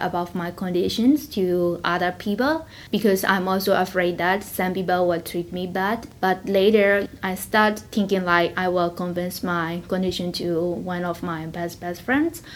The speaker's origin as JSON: {"language": "English", "country": "Myanmar", "said": "I'm from Myanmar."}